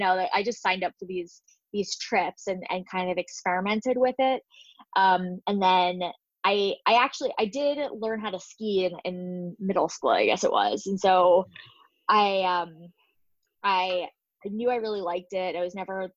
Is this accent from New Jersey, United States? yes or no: yes; New Jersey, United States; I am from New Jersey and I grew up in the suburbs